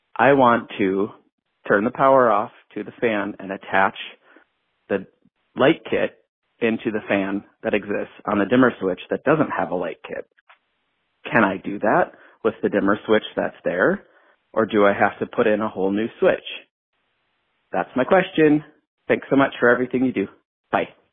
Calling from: Minneapolis, Minnesota, United States; I'm calling from Minneapolis, Minnesota

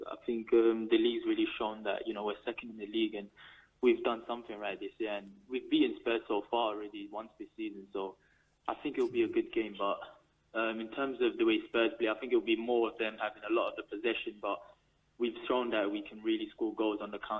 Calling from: Manchester, North West England, United Kingdom; I'm calling from Manchester.

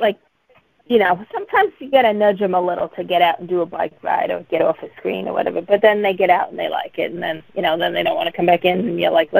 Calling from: Massachusetts, United States; I'm calling from Massachusetts.

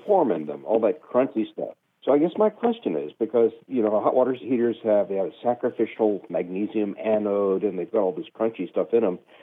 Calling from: La Grange, Kentucky, United States; I'm calling from LaGrange, Kentucky

